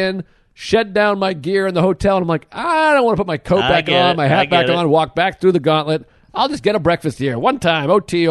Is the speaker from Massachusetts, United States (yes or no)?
yes; Boston, Massachusetts, United States; moved away; I'm coming back to Boston in April. Laugh Ooh. Boston. That's Patriots Day weekend. I'm going to be home for